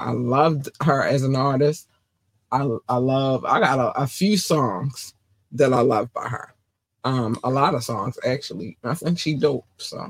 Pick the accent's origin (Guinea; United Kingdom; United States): United States; Baltimore, Maryland; also born or lived in North Carolina; Especially because I was born in North Carolina, and in North Carolina we had one black station and all the rest of them was everything else. And then we moved to Baltimore, and then I had all the black stations